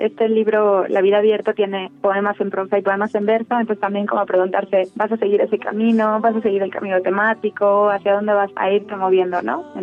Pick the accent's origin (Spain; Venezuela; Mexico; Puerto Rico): Mexico; Puebla; moved away as an adult; also born or lived in Mexico City; Nací en Puebla, Puebla, el 27 de diciembre de 1990.